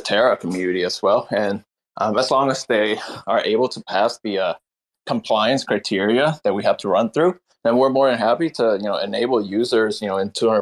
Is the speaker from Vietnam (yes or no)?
yes; Vietnam; now in Seattle, United States; Vietnam, my home country